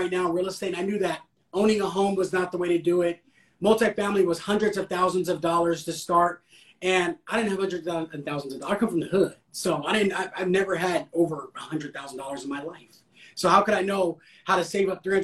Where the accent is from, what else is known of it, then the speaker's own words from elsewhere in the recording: California, United States; I'm from Cali